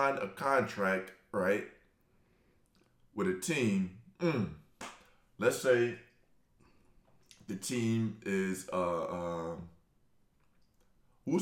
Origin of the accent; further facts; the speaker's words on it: New York City, New York, United States; I'm from Brooklyn